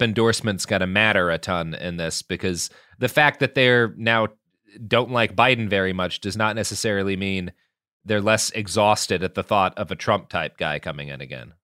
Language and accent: English; Texas, United States; as a Texan